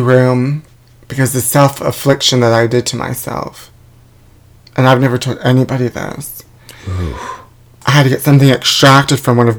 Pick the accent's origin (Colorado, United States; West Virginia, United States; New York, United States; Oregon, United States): New York, United States; now in Los Angeles, United States; I know, I'm originally from New York, but every snowsuit sold out there because of the blizzard.